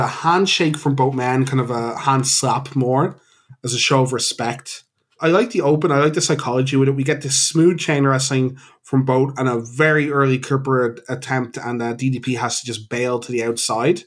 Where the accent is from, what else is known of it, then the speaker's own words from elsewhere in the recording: Ireland; We're Irish.